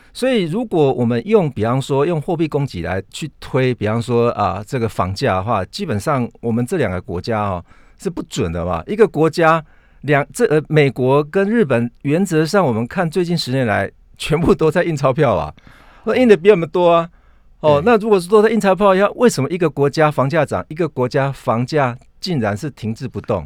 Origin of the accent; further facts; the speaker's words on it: Taiwan; 就是有我们台湾人，很多人都跑到加拿大